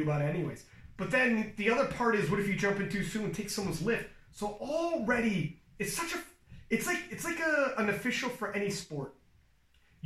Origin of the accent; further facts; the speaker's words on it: Ontario, Canada; We're both from Ontario.